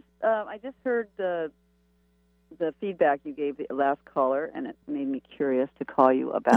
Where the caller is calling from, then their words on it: Suquamish, Washington, United States; I'm calling from Suquamish.